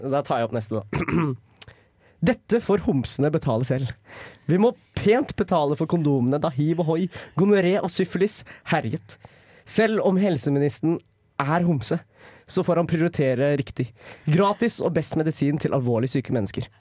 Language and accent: Norwegian; Lillehammer, Innlandet, Norway; som stolt lillehamring